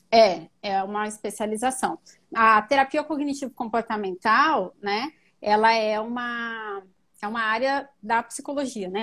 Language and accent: Portuguese; São Paulo, Brazil; eu sou paulistana mesmo